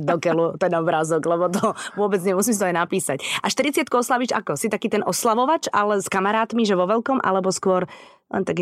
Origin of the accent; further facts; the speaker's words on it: Žilina, Žilina Region, Slovakia; Tak pre mňa už je Poprad východ. Ja som Žilinčanka